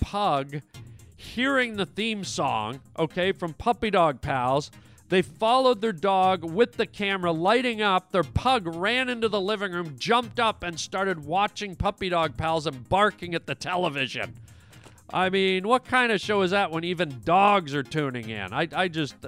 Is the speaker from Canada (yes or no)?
yes; Canada; now in United States; Canada, which is my home country